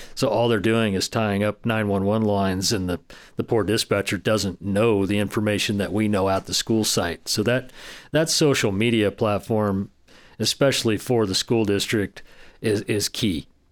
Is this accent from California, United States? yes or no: yes; Del Norte County, California, United States; I grew up in Del Norte County. I have strong roots here